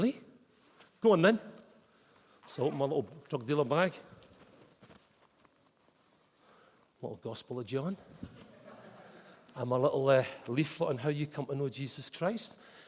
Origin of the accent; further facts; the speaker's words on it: Glasgow, Scotland, United Kingdom; moved away; Growing up in Glasgow